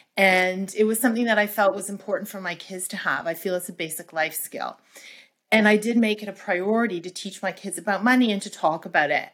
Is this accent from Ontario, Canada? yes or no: yes; Toronto, Ontario, Canada; I am from Canada, by the way, from Toronto